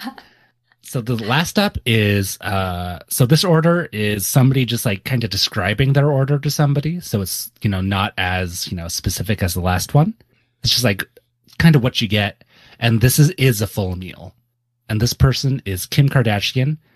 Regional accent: Santa Cruz, California, United States; I grew up in Santa Cruz

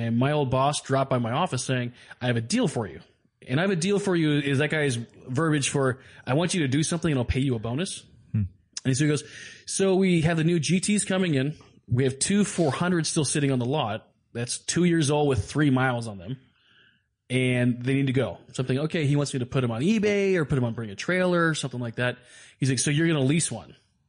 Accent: Ireland; I am Irish, so yeah.

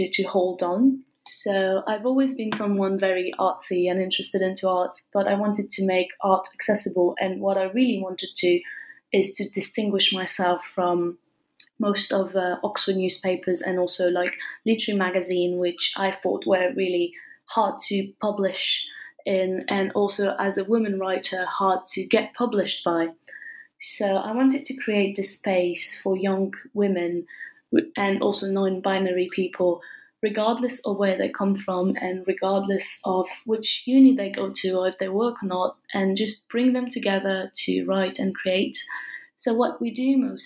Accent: France; also born or lived in England; I studied a bit in England and I was raised and born in France

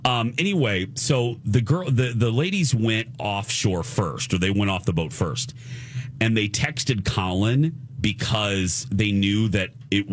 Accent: the South, United States; because I'm from the South

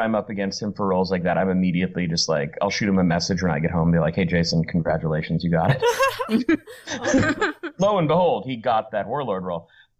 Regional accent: Philippines; okay, I'm Filipino, but like this project, like I know they're calling me in because I'm Filipino

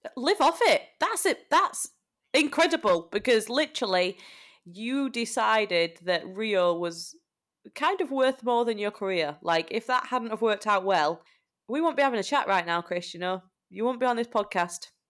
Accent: Yorkshire and the Humber, United Kingdom; moved away; We are both traitors of our beloved Yorkshire

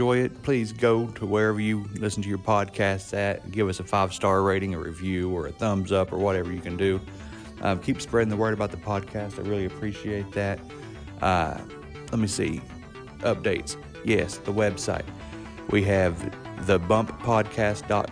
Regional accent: West Virginia, United States; accent: country; I'm from West Virginia

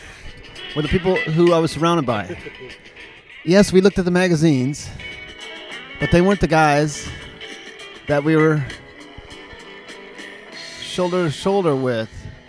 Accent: Kansas, United States; born there; also born or lived in New Mexico / Minnesota; but technically, I was born in Kansas.

